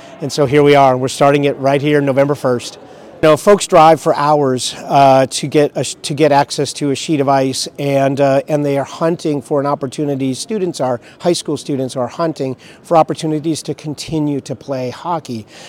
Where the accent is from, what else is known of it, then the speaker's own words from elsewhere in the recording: Minnesota, United States; now in Clarksville, United States; everybody knew that I was from Minnesota